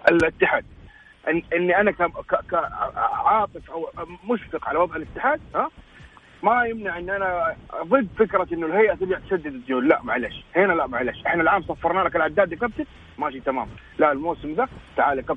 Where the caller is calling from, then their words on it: Jeddah, Makkah Province, Saudi Arabia; مشجع هلالي من جده